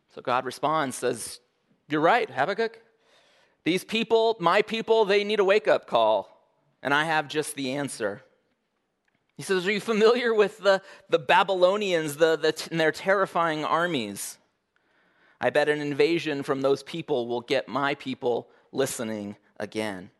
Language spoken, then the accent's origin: English; Oregon, United States; now in Alaska, United States; I was born in Oregon